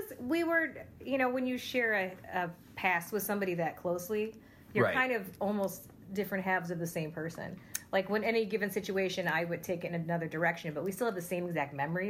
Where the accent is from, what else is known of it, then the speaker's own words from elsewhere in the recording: Utica, New York, United States; when you grew up in Utica